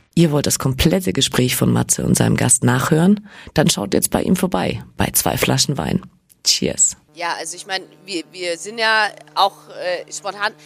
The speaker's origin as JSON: {"language": "German", "region": "Bavarian Swabia", "country": "Germany", "said": "ich komme äh, ja gar nicht aus Franken, ich komme aus, aus Bayerisch-Schwaben"}